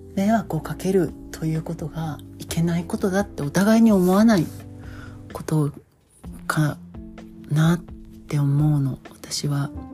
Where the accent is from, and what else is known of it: Japan; born or raised there